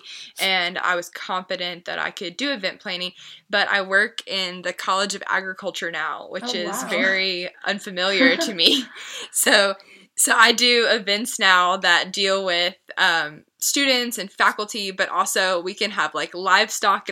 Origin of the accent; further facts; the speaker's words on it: Lexington, Kentucky, United States; I was born and raised in Lexington, where I am still.